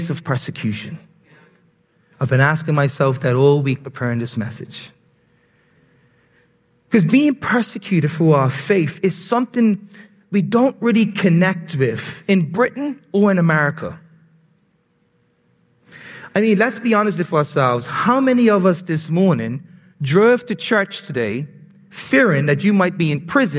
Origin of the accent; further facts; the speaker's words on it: Bermuda; accent: Bermudian; my Bermudian accent